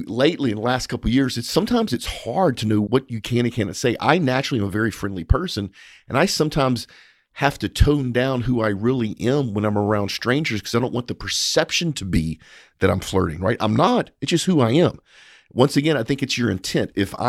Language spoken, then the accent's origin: English; Louisiana, United States; We're both from South Louisiana, so we naturally